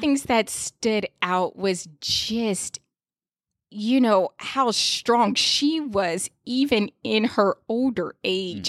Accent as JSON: {"language": "English", "town": "Fayetteville", "region": "North Carolina", "country": "United States", "moved": "yes", "lives_now": "Washington, D.C., United States", "said": "I'm from Fayetteville, North Carolina, um, which is a military town"}